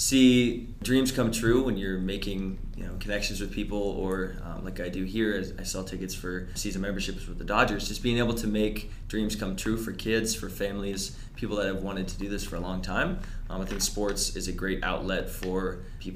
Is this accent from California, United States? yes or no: yes; Redding, California, United States; also born or lived in Washington; now in Los Angeles, United States; Yeah, so I'm from Redding, California. Pretty small town, a couple hours north of Sacramento.